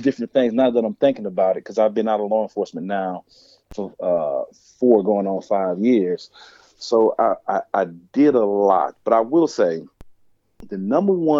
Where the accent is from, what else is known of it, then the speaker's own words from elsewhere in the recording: New Orleans, Louisiana, United States; I'm originally from New Orleans